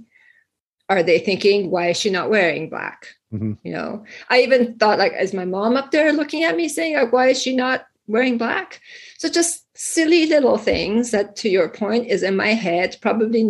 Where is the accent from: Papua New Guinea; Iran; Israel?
Iran; moved away; I was born and raised in Iran, and then we immigrated here